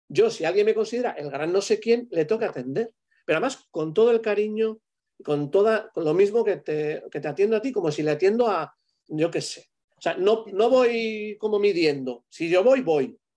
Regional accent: Spain; el último hice el ADN, de, un poco de cómo somos los españoles.

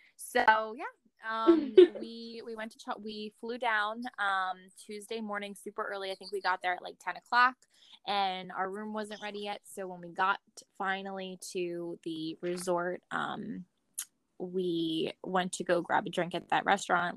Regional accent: New Jersey, United States; we're from New Jersey

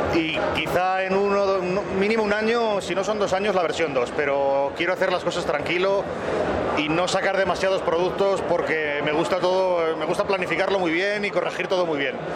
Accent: Spain

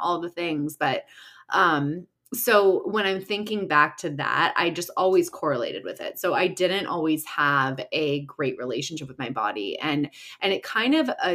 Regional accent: Chicago, Illinois, United States; moved away as an adult; now in Los Angeles, United States; I live in LA and I'm originally from Chicago. So Midwest girl

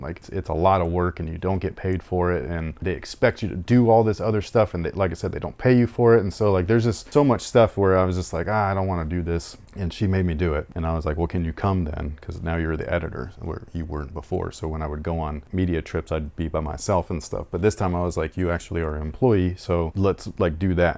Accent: Sacramento, California, United States; I'm from Sacramento

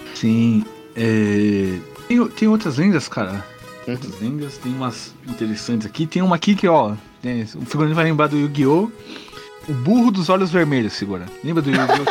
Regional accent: Santo André, São Paulo, Brazil; sou de Santo André, né, ABC Paulista

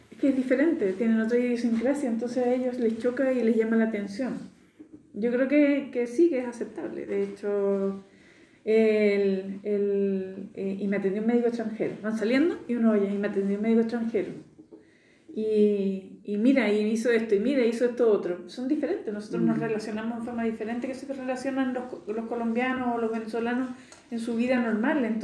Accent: Spain; accent: Spanish; yo me eduqué en España, yo venía con acento español, hablaba como española y, y me relacionaba como los españoles te tutean en España

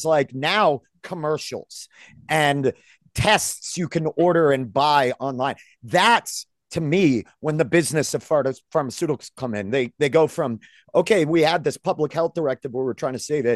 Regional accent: Maine, United States; I grew up in Maine

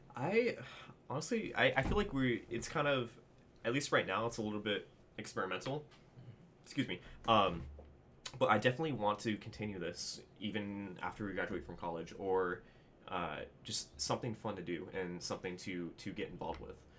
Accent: Southern California, United States; I was born and raised here in Southern California

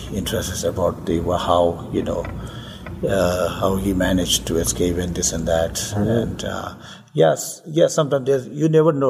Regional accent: South India, India; I myself born in India because my parents fled from Tibet in 1959.

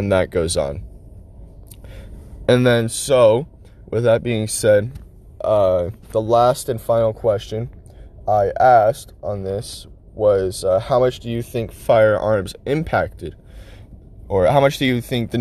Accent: United States; we as American citizens

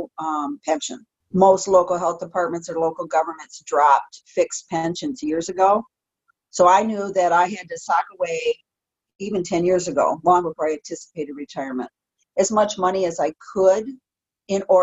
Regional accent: Detroit, Michigan, United States; moved away; I'm from Metro Detroit. Come on. I grew up in parts of Detroit

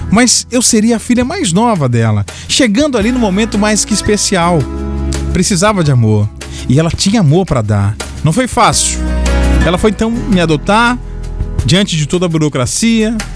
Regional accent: Vitória, Espírito Santo, Brazil; sou de Vitória, tenho 14 anos e 14 anos de muita experiência.

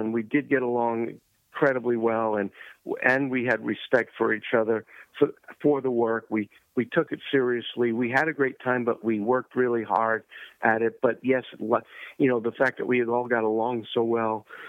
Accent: New York, United States; moved away as an adult; also born or lived in California; I grew up in New York

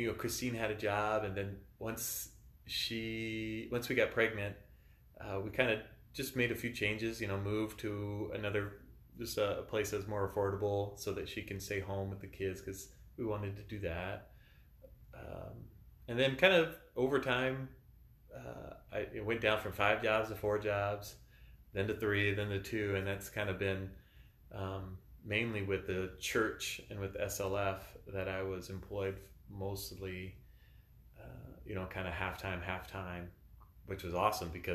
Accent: Texas, United States; moved away as an adult; also born or lived in South Dakota; now in Salem, United States; I'm originally from Texas

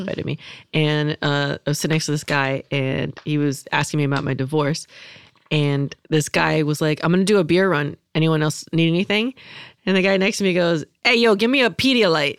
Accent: California, United States; I was raised in California

